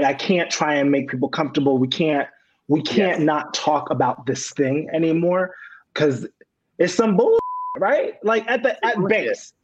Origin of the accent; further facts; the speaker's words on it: New York City, New York, United States; I grew up in Queens, New York.